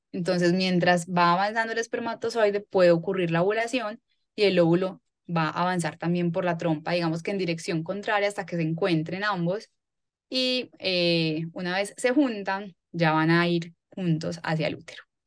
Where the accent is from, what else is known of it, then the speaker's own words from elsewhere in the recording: Medellín, Antioquia, Colombia; Yo soy paisa, nací en Medellín, trabajo acá también en, en Medellín.